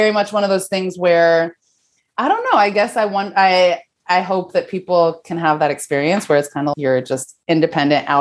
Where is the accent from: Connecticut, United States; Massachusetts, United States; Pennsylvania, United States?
Connecticut, United States; Branford; moved away as an adult; also born or lived in New York City; I grew up in outside of New Haven, Connecticut, in a town called Brantford